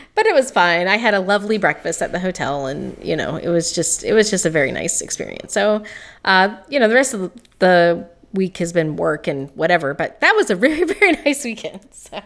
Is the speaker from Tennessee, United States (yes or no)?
yes; Greene County, Tennessee, United States; I grew up in Greene County, Tennessee